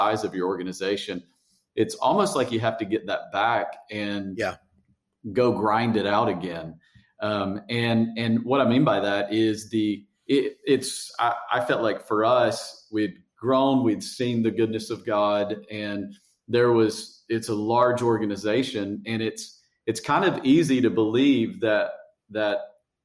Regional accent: Tennessee, United States; accent: hillbilly; moved away as an adult; now in Fredericksburg, United States; I speak hillbilly because I grew up in Tennessee

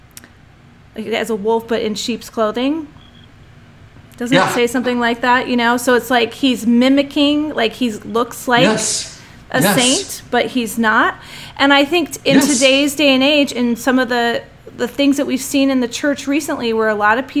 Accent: New Jersey, United States; I grew up in New Jersey, so I had hardly no LDS friends

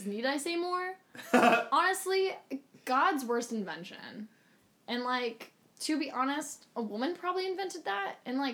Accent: California, United States; I am from California

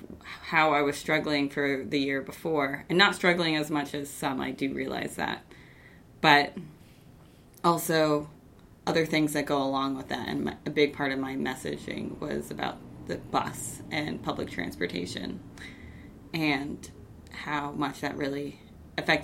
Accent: Bangor, Maine, United States; I grew up in Bangor

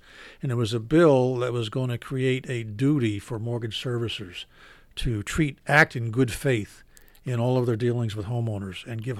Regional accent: Philadelphia, Pennsylvania, United States; now in Maine, United States; I was born in Philadelphia.

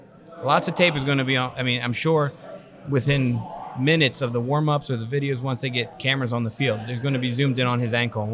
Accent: Vineland, New Jersey, United States; I'm from Vineland

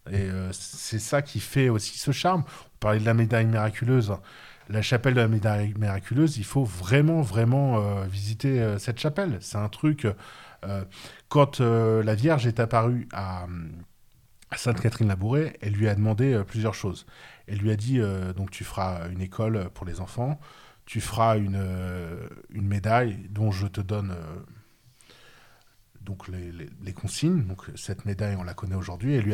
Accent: Paris, Île-de-France, France; Et eh ben ça, c'est une expérience en tant que Parisien.

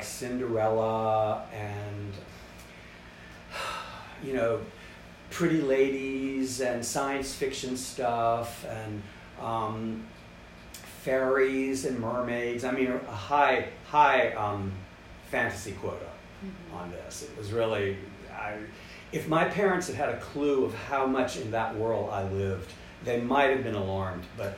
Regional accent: North Carolina, United States; moved away; also born or lived in Richmond, Virginia; I had been born in Richmond mm-hmm. and grown up in North Carolina

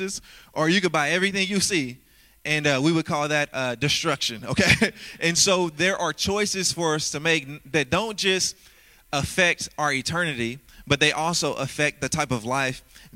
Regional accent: Louisiana, United States; growing up in Louisiana, come on, I was raised by a single mom who had 9 kids.

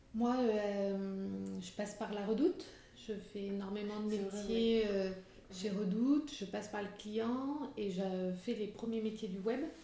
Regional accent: Limousin, Nouvelle-Aquitaine, France; moved away as an adult; also born or lived in Limoges / Paris; je suis du Limousin et pas du Nord

